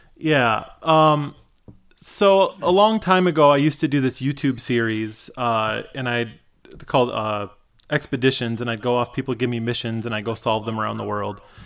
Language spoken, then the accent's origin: English; Michigan, United States; I grew up in Michigan.